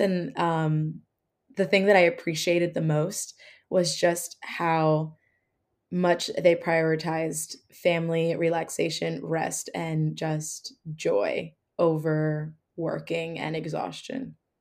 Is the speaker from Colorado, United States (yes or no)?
no; New Jersey, United States; I'm originally from New Jersey